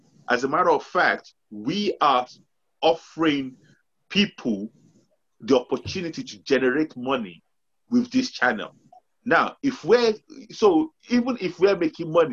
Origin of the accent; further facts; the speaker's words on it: Nigeria; we're from Nigeria.